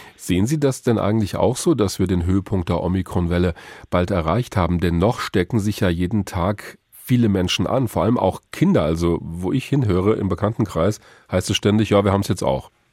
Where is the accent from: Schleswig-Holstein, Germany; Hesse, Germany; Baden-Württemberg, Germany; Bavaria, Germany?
Hesse, Germany; bei uns in Hessen